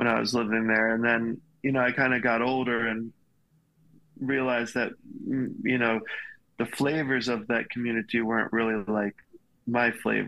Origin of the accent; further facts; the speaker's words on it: Hilton Head, South Carolina, United States; I'm from South Carolina, really small town. It's an island right at the bottom of South Carolina called Hilton Head.